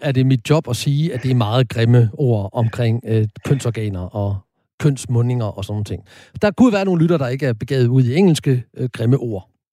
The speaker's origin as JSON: {"language": "Danish", "town": "Horsens", "region": "Central Denmark Region", "country": "Denmark", "tie": "born or raised there", "said": "kommer jeg jo født og opvokset i Horsens"}